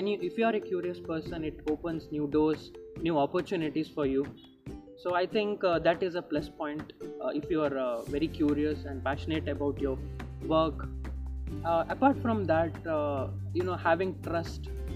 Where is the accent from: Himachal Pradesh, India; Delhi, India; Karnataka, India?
Karnataka, India; Udupi; I am from Udupi.